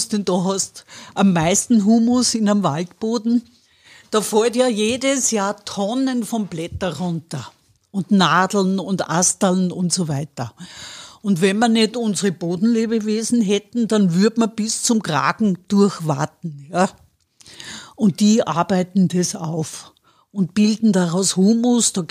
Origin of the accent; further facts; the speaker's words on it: Wels, Upper Austria, Austria; ich komme aus Wörs, da haben wir ein, ein Renzinar, das ist nur so, also die Welser Heide, das ist ein Schotterboden